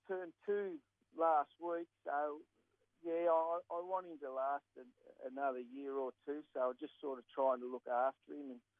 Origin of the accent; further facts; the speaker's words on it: New South Wales, Australia; I'm from New South Wales